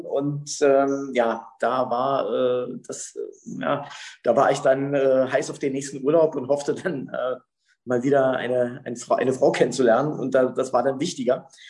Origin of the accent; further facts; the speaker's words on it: Berlin, Germany; also born or lived in Jena; ich bin in Jena geboren. Und ähm, ich bin aufgewachsen im Norden von Berlin